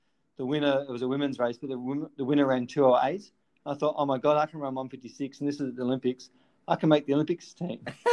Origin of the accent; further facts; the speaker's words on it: Melbourne, Victoria, Australia; I was just at Elwood High School, and we didn't have a great sporting program at Elwood High